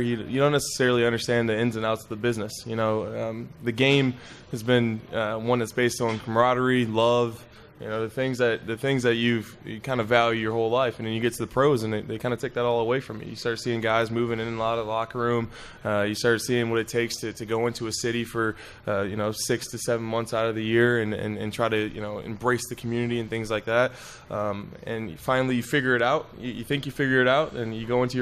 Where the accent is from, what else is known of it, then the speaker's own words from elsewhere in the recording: Toledo, Ohio, United States; moved away; Growing up in Toledo, Ohio